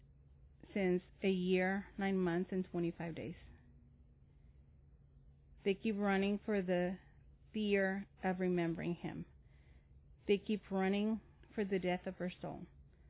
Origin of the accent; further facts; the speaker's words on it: Mexico; now in Owensboro, United States; I'm originally from Mexico, so bilingual.